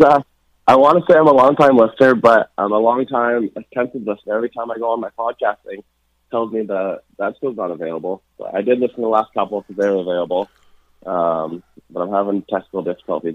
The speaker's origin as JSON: {"language": "English", "town": "Vancouver", "region": "British Columbia", "country": "Canada", "tie": "born or raised there", "also_born_or_lived": "Buffalo", "moved": "as an adult", "said": "pretty surreal being in, in the hometown"}